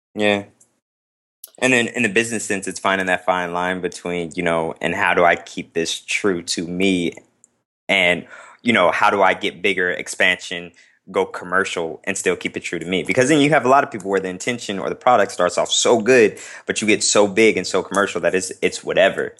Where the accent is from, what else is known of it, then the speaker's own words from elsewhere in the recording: Las Vegas, Nevada, United States; moved away as an adult; now in Chicago, United States; I'm from Las Vegas, Nevada